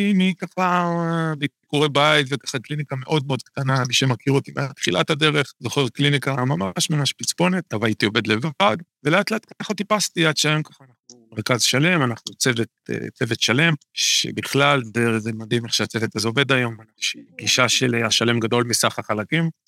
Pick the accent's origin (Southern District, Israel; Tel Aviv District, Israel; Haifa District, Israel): Haifa District, Israel; Kiryat Bialik; now in Kiryat Tiv'on, Israel; גדלתי לא רחוק מפה, גדלתי בקריות בקריית ביאליק